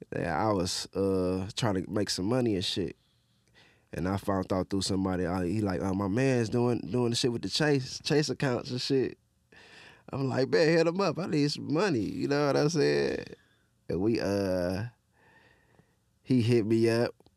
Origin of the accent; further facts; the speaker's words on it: Detroit, Michigan, United States; I grew up in Southwest